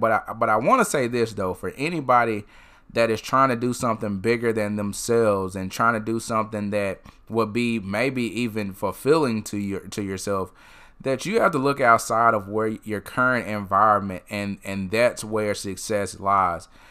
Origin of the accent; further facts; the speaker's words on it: Tupelo, Mississippi, United States; I went to Tupelo High School